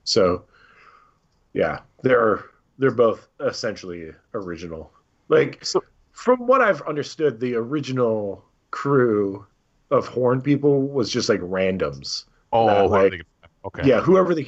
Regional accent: Norton Shores, Michigan, United States; where I grew up in Muskegon, Michigan

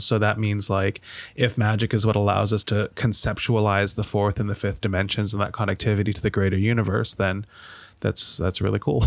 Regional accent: Malaysia; moved away; I grew up in Malaysia

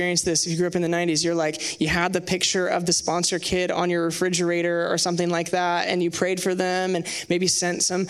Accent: Sherwood, Oregon, United States; I grew up in Sherwood, just down the street from here

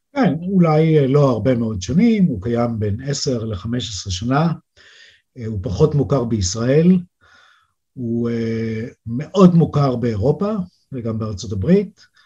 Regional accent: Israel; moved away as an adult; now in Switzerland; אני ישראלי

